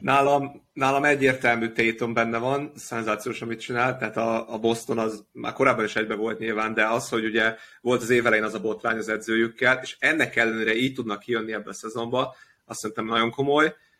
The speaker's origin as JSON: {"language": "Hungarian", "region": "Budapest", "country": "Hungary", "tie": "born or raised there", "said": "budapesti kosaras gyerekként"}